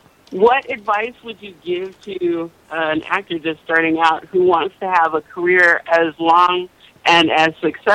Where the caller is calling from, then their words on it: Bakersfield, California, United States; I'm calling from Bakersfield, California.